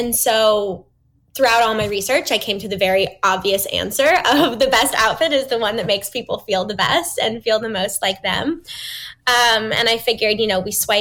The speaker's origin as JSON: {"language": "English", "town": "Novelty", "region": "Ohio", "country": "United States", "tie": "born or raised there", "also_born_or_lived": "Boston, Massachusetts", "moved": "as an adult", "said": "I grew up outside Cleveland, Ohio, in a little town called Novelty"}